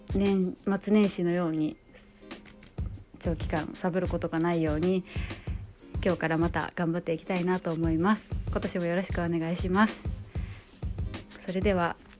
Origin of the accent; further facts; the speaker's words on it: Hiroshima, Japan; 私広島県出身